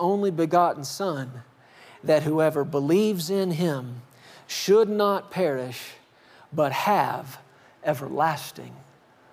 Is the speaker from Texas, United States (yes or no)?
yes; Fort Worth, Texas, United States; moved away as an adult; now in Colorado, United States; I grew up in the South. I grew up in Fort Worth, spent the first 39 and a half years of my life there till we moved to Colorado